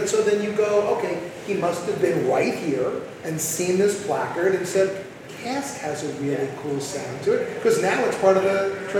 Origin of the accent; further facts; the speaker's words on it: New Jersey, United States; I grew up in New Jersey.